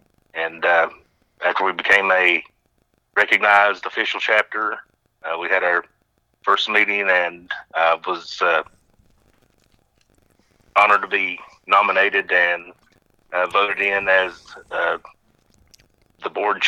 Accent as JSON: {"language": "English", "town": "Phelps", "region": "Kentucky", "country": "United States", "also_born_or_lived": "Morehead, Kentucky", "said": "I'm originally from Phelps, which is a small town in Pike County, Kentucky. And but there's primarily, you know, all timber and coal companies that own the land."}